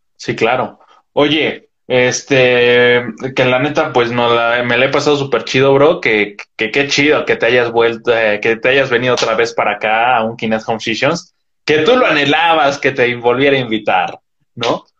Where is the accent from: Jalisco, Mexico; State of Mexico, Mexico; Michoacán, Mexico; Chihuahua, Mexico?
State of Mexico, Mexico; Metepec; yo soy de Metepec